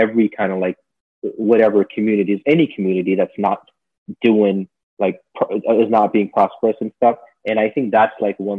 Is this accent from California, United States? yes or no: no; Jersey City, New Jersey, United States; also born or lived in Miami; growing up in Jersey City back in like the 90s